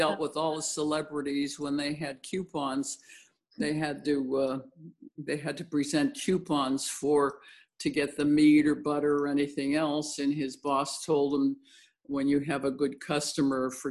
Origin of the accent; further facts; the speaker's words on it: Los Angeles, California, United States; also born or lived in Pennsylvania; I moved out here from Pennsylvania when I was 5 years old to Los Angeles